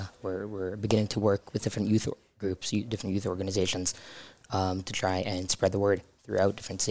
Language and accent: English; Beit Shemesh, Jerusalem District, Israel; also born or lived in Toronto, Canada; I made Aliyah when I was a little kid, and I live in Rabbi Shemesh.